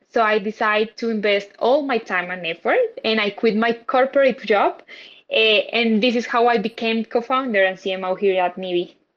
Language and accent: English; Colombia; I'm from Colombia